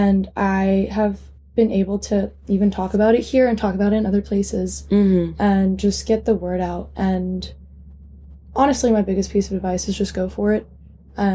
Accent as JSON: {"language": "English", "country": "United States", "said": "as an American"}